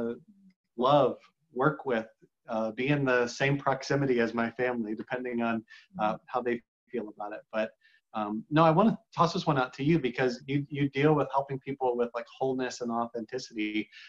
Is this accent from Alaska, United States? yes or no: no; Cleveland, Ohio, United States; my dad managed apartments growing up in Cleveland, Ohio